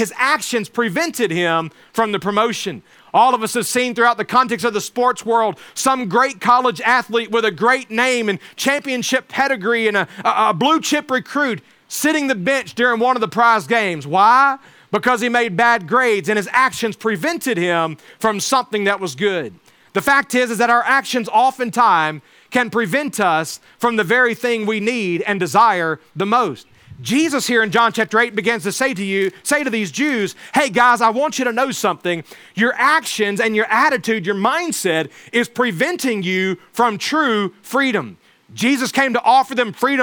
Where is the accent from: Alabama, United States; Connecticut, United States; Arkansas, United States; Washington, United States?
Alabama, United States; where I grew up in Alabama